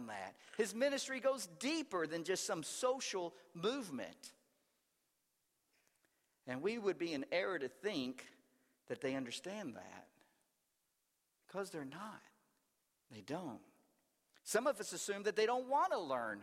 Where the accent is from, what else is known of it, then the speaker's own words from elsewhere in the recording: the South, United States; growing up in the South